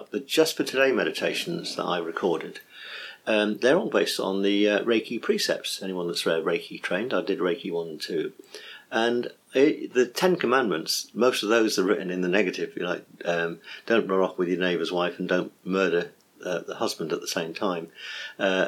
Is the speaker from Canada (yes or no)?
no; England, United Kingdom; I'm English, so some Americans might find my accent hard to find